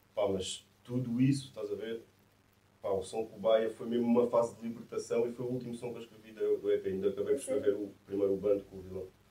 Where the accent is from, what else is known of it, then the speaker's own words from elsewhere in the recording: Massamá, Lisbon, Portugal; also born or lived in Ericeira; Não estava a morar em Massamá, que é a minha terra.